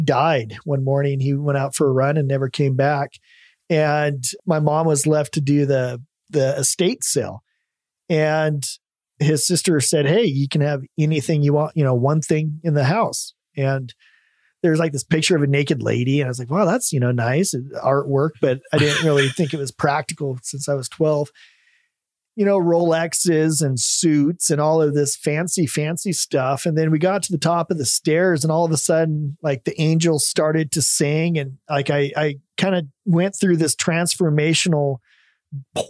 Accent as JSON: {"language": "English", "town": "Salem", "region": "Oregon", "country": "United States", "tie": "born or raised there", "said": "I grew up in Salem, Oregon, in the Willamette Valley"}